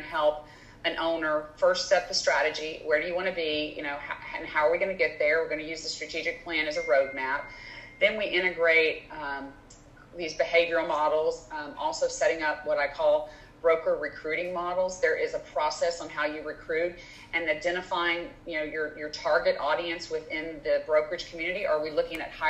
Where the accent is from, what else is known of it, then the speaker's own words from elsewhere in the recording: Louisiana, United States; moved away as an adult; now in Houston, United States; I grew up in Louisiana, business degree, LSU, came to Houston